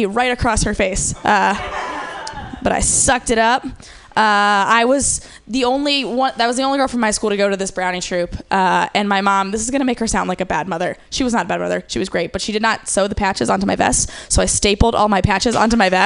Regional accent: Midwest, United States; growing up in the Girl Scouts, because I'm also from the Midwest

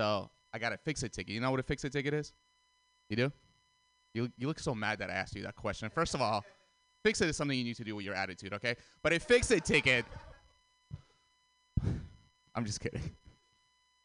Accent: Russia; moved away; I grew up in Russia

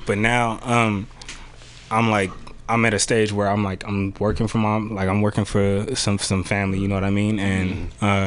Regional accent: Bay Area, California, United States; also born or lived in San Jose / Vallejo / Pacifica; i'm from the bay area of course uh, i grew up uh, richmond san francisco

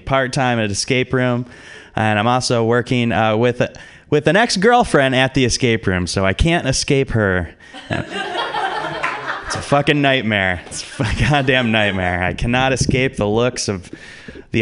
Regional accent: Detroit, Michigan, United States; now in San Francisco, United States; I'm originally from Detroit, Michigan.

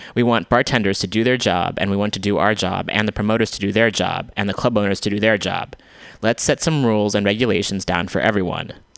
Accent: United States; I was raised in America.

